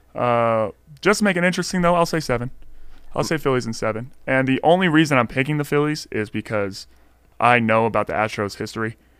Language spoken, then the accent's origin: English; Stockton, California, United States; I'm from Stockton